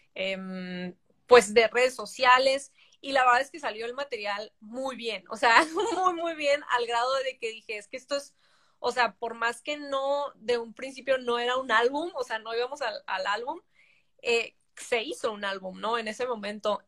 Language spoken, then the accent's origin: Spanish; Tijuana, Baja California, Mexico; also born or lived in San Diego, United States; toda la vida crecí en Tijuana